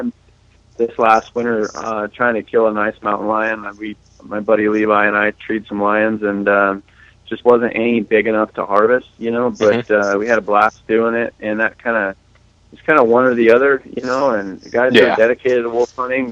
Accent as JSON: {"language": "English", "region": "Nevada", "country": "United States", "tie": "born or raised there", "moved": "yes", "lives_now": "Idaho, United States", "said": "I'm an Idaho boy now. I grew up in Nevada"}